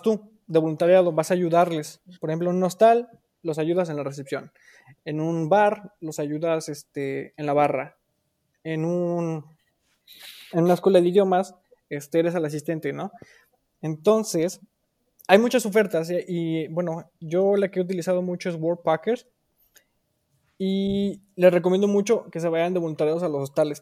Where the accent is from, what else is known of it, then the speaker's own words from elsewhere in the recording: Irapuato, Guanajuato, Mexico; moved away as an adult; now in Germany; Soy originario de Irapuato, Guanajuato, y actualmente me encuentro en Alemania viviendo con mi esposo